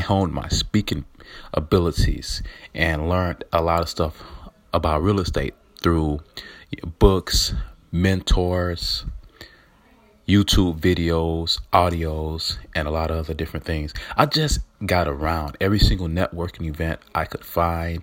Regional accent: Atlanta, Georgia, United States; I'm from Atlanta, Georgia, growing up, born and raised

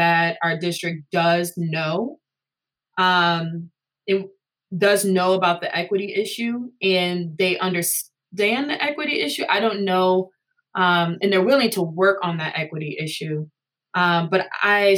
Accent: Madison, Wisconsin, United States; growing up in Madison schools

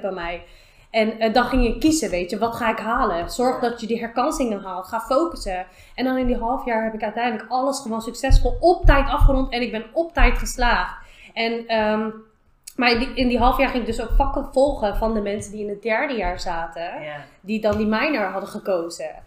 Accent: The Hague, South Holland, Netherlands; ik kwam uit Schilderswijk, ik woon nog steeds in Schilderswijk

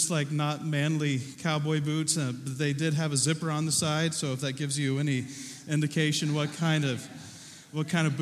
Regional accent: Southern Ohio, United States; Growing up in Southern Ohio, I was a kid who liked to garden

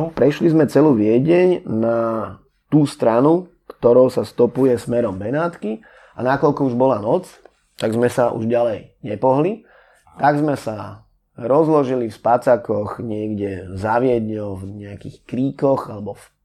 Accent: Bratislava, Bratislava Region, Slovakia; pochádzam z Bratislavy

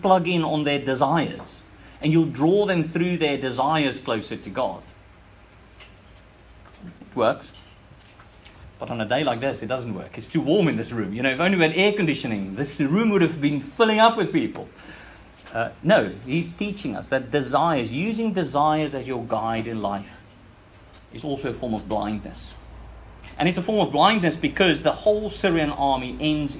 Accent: South Africa; moved away; This is where my accent is from. I'm from that country.

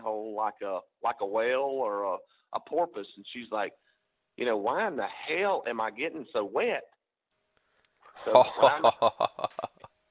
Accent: Alabama, United States; me growing up in Alabama

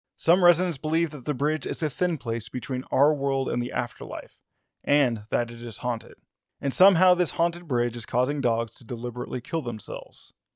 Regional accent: Arkansas, United States; my home state of Arkansas

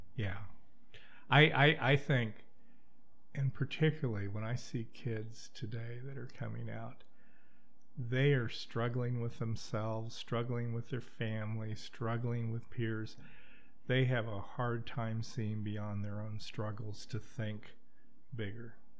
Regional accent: Wichita, Kansas, United States; moved away; I'm from Wichita, Kansas

